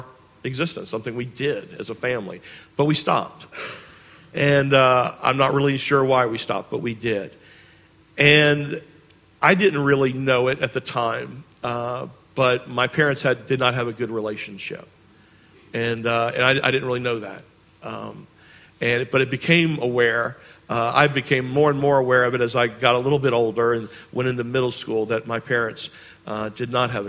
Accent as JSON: {"language": "English", "town": "Charleston", "region": "South Carolina", "country": "United States", "tie": "born or raised there", "said": "I grew up here in Charleston, and I grew up on James Island"}